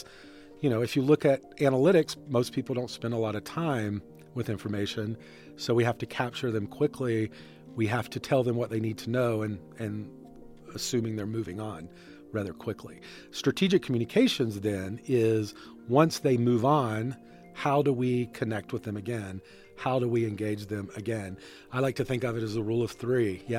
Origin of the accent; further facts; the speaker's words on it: North Carolina, United States; I grew up in North Carolina